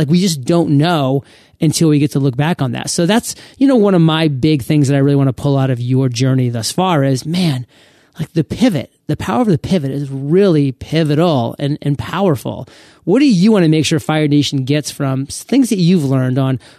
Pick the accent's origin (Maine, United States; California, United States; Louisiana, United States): Maine, United States; I was growing up in Southern Maine.